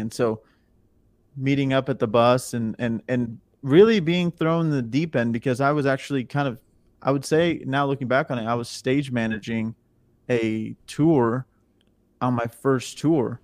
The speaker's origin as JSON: {"language": "English", "region": "Missouri", "country": "United States", "moved": "as an adult", "lives_now": "Nashville, United States", "said": "I'm from Missouri"}